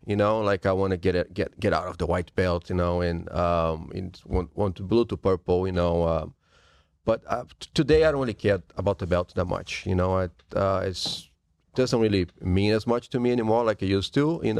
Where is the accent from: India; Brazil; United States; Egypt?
Brazil; moved away; I'm from Brazil.